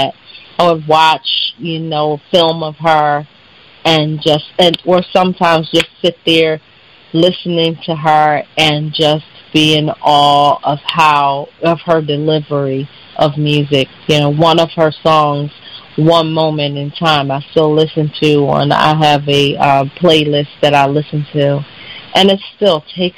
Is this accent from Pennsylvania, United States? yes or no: yes; Philadelphia, Pennsylvania, United States; from Philadelphia, Pennsylvania. I always say West Philadelphia, born and raised like Will Smith